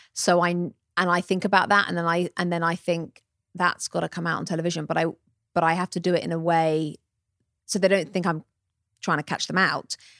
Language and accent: English; England, United Kingdom; moved away as an adult; now in United States; come over from England and suddenly become American, although now I am an American citizen